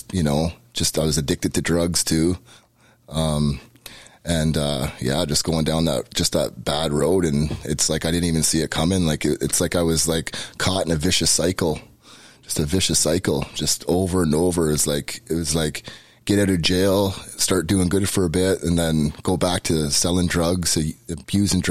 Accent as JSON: {"language": "English", "town": "Peterborough", "region": "Ontario", "country": "Canada", "tie": "born or raised there", "moved": "as an adult", "lives_now": "Hamilton, Canada", "said": "I grew up Catholic, born and raised in Peterborough"}